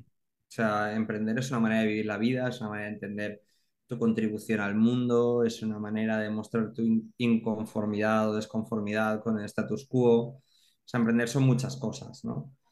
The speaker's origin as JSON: {"language": "Spanish", "town": "Alzira", "region": "Valencian Community", "country": "Spain", "said": "soy de Alcira, ¿no? Entonces, claro, es un pueblo grande, una ciudad pequeña"}